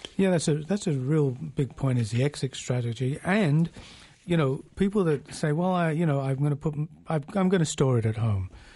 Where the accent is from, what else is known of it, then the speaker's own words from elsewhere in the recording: England, United Kingdom; now in Canada; we used to have a saying in England, I'm originally from England